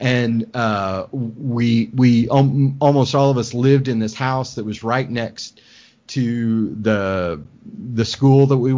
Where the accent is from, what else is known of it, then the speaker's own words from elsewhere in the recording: Oklahoma, United States; I'm from Oklahoma.